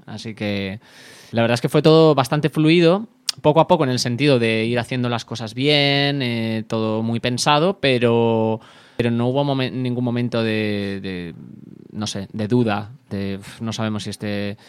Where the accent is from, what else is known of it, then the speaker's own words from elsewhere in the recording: Santiago de Compostela, Galicia, Spain; Santiago de Compostela, que es que es mi, eh, es de donde soy yo